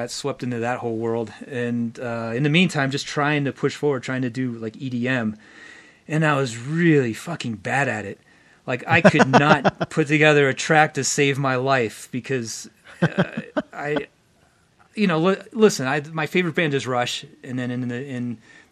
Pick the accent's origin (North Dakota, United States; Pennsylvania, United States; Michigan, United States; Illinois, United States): Pennsylvania, United States; Pittsburgh; I was living in Pittsburgh, Pennsylvania